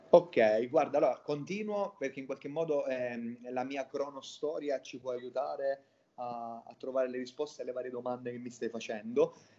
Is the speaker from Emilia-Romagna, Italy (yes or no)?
no; Catania, Sicily, Italy; moved away as an adult; now in Berlin, Germany; sono originario di Catania in Sicilia